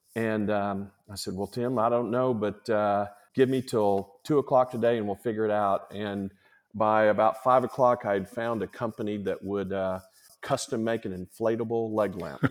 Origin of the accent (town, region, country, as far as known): Chickasha, Oklahoma, United States; born or raised there; moved away as an adult